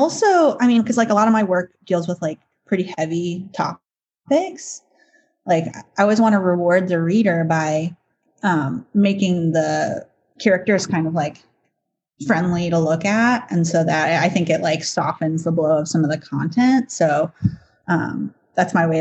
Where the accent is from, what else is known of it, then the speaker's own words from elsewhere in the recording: Evanston, Illinois, United States; I grew up in Chicago